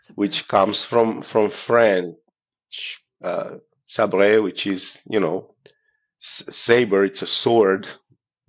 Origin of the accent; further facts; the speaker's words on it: Romania; moved away; I'm from Romania, originally.